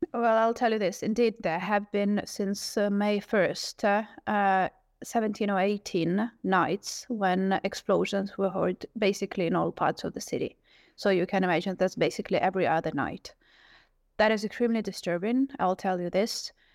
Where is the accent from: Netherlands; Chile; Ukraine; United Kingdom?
Ukraine; Kharkiv, Kharkiv Oblast; now in Kyiv, Ukraine; as a person born and raised in Kharkiv